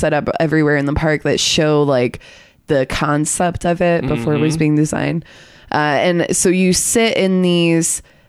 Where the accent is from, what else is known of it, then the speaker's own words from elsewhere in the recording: Michigan, United States; moved away; I'm from Michigan. We both are from Michigan, Ethan